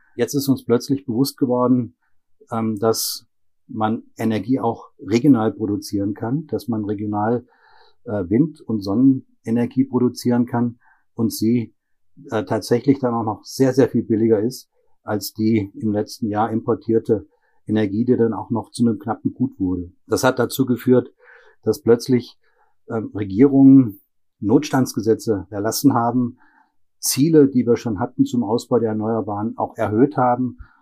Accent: Germany; moved away as an adult; now in Breiteneich, Austria; Aber gebürtig bin ich aus Deutschland

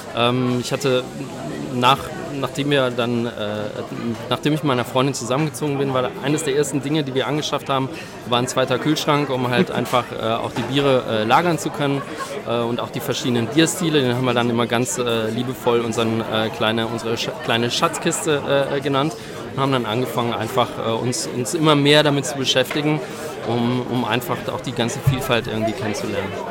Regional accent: Wallonia, Belgium; first language German; moved away as an adult; now in Marktbreit, Germany; ich komme aus Belgien ursprünglich, wohne aber jetzt im schönen unterfränkischen Markt Breit

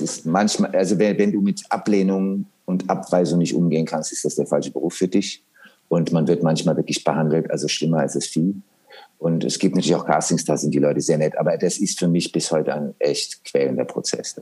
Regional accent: Germany; also born or lived in Pittsburgh, Pennsylvania, United States; bin dann natürlich nach Deutschland, habe dann schreckliches Schulenglisch gelernt

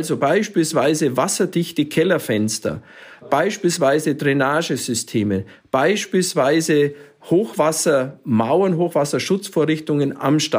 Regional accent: Munich, Bavaria, Germany; Ich sehe da hier in, in Bayern, ich komme ja hier aus München

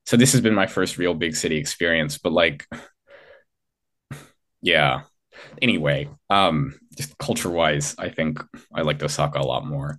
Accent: California, United States; moved away; also born or lived in Seattle, Washington / Kobe, Japan; I was born in California, but I don't really like it. And I spent most of the last 10 years of my life in Washington State, in Seattle.

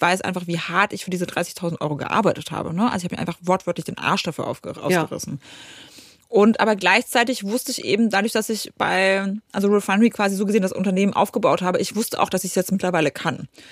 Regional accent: Poland; now in Germany; ich komme aus Polen, also Ostblock.

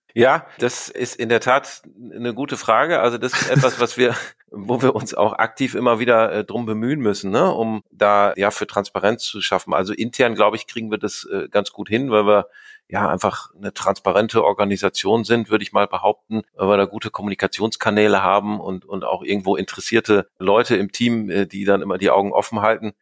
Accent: Greven, North Rhine-Westphalia, Germany; also born or lived in Duisburg; ich komme äh, gebürtig aus Greven bzw. Münster in Nordrhein-Westfalen, bin dort auch zur Schule gegangen

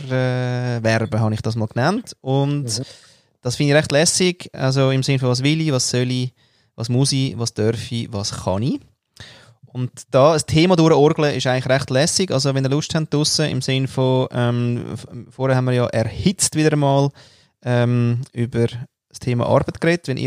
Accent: Austria; da komme ich ja nicht mal als Österreicher weiter.

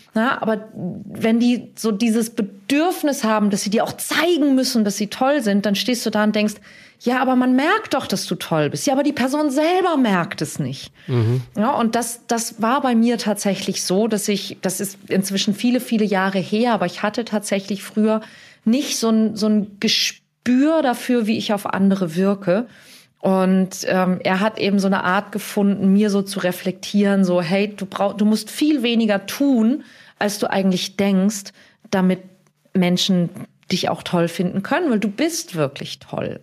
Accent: Hamburg, Germany; in meiner Heimatstadt Hamburg

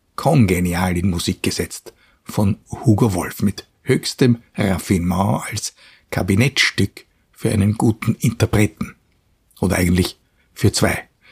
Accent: Vienna, Austria; als Wiener und Kenner der heurigen Atmosphäre

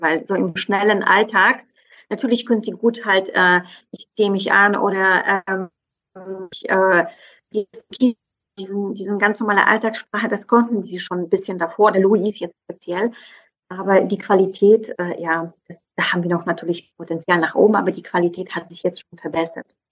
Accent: southeastern Poland, Poland; first language Polish; German is a second language; moved away as an adult; now in Berlin, Germany; also ich bin im Südosten in Polen aufgewachsen

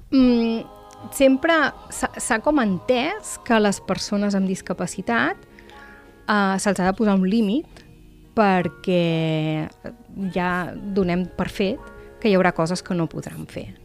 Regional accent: Manlleu, Catalonia, Spain; now in Tarragona, Spain; jo vinc de Manlleu

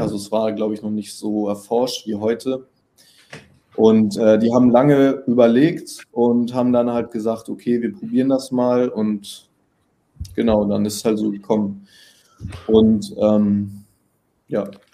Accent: Hamburg, Germany; accent: northern; now in Berlin, Germany; ich komme aus Hamburg, bin jetzt äh, nach Berlin gezogen

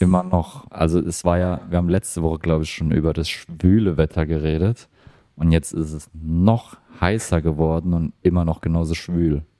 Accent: Germany; now in Australia; in Deutschland sind wir

